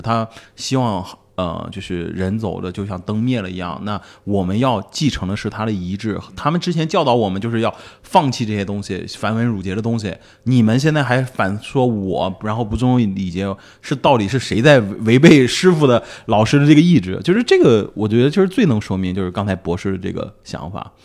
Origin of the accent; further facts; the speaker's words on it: Shandong, China; 我也是山东人